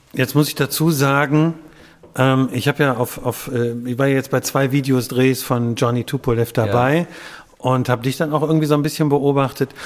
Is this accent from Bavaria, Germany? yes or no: no; Wuppertal, North Rhine-Westphalia, Germany; gebürtiger Wuppertaler